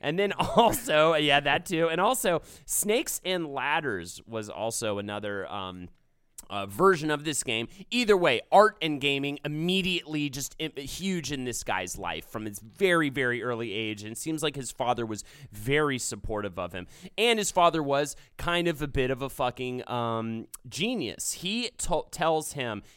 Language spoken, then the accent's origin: English; Charlotte, North Carolina, United States; moved away; I grew up in in Charlotte